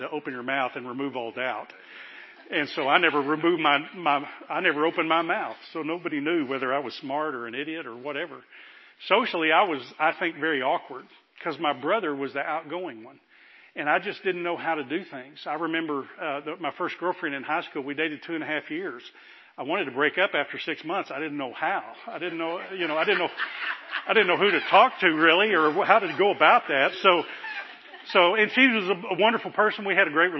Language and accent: English; Fort Worth, Texas, United States; I grew up in the Baptist church in Fort Worth, North Richland Hills Baptist Church